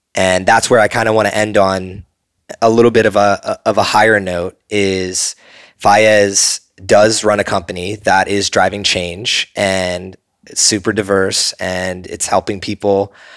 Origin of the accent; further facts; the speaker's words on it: New Jersey, United States; I grew up in New Jersey